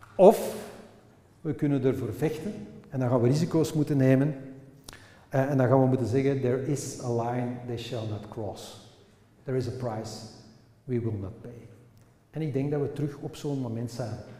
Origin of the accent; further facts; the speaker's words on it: Flanders, Belgium; Wij zijn Vlamingen en we wonen aan de Noord. Wij spreken Nederlands met elkaar.